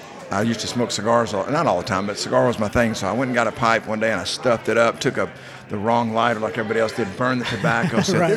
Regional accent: Longview, Texas, United States; I'm actually from, we're from East Texas, Longview. It's a couple miles, 200 miles from here, 150

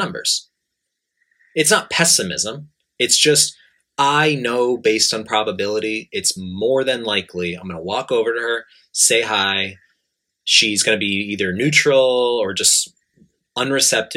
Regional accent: New York, United States; now in Japan; I'm from New York.

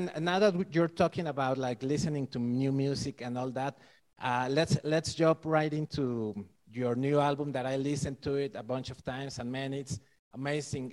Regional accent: Mexico City, Mexico; I'm from Mexico City

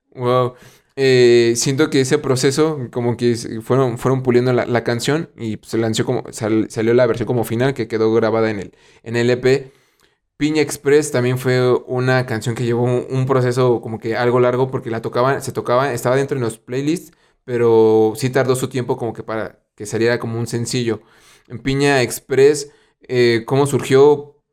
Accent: Mexico; aquí de México

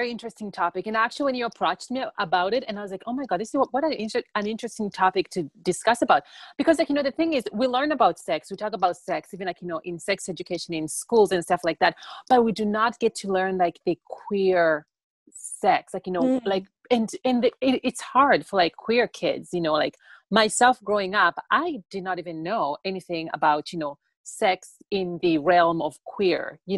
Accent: Tanzania; born there; I was born in Tanzania and then I got adopted by um, my white dad who is single.

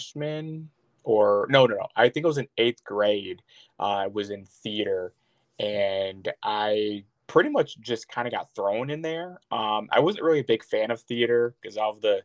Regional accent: Traverse City, Michigan, United States; also born or lived in Cadillac, Michigan / South Boardman, Michigan; I mostly grew up in like South Borman, Michigan, but pretty much Traverse City area

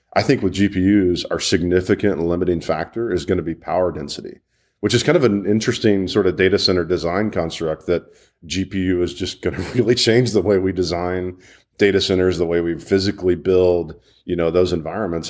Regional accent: Birmingham, Alabama, United States; I'm from Birmingham and, uh, used to this hot steaminess

